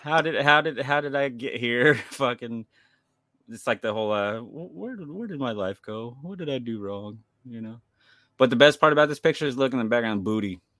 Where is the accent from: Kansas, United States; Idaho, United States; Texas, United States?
Kansas, United States; I'm from Kansas